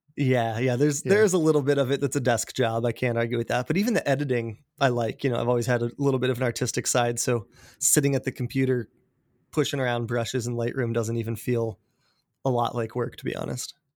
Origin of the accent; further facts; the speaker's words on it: Colorado, United States; now in Seattle, United States; I grew up in Colorado in a small mountain town outside of Denver